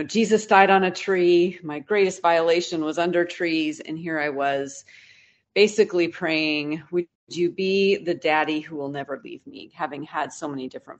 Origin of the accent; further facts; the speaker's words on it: Pacific Northwest, United States; now in Texas, United States; I grew up in the Pacific Northwest